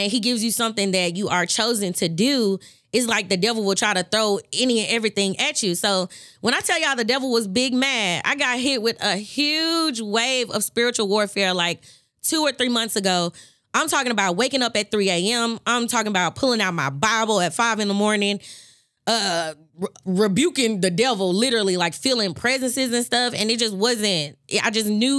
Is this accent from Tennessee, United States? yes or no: yes; Memphis, Tennessee, United States; born and raised in Memphis, Tennessee.